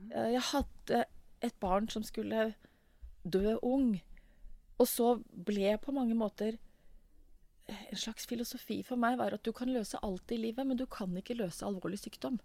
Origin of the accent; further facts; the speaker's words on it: Oslo, Norway; her kom jeg fra Stovner.